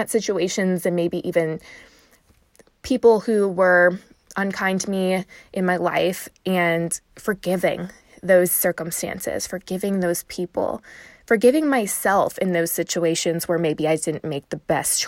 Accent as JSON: {"language": "English", "town": "Chicago", "region": "Illinois", "country": "United States", "said": "I'm from Chicago"}